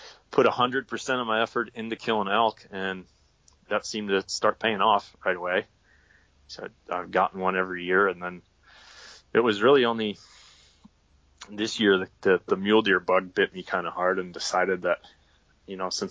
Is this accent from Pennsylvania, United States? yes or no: yes; Pennsylvania, United States; moved away as an adult; now in Idaho, United States; I grew up hunting in Pennsylvania, hunting whitetail deer